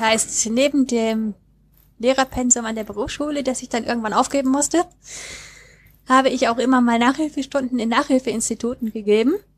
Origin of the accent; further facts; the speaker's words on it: Neuss, North Rhine-Westphalia, Germany; ich bin, wie der Uli, eben auch Rheinländerin ursprünglich. Ich komme aus Neuss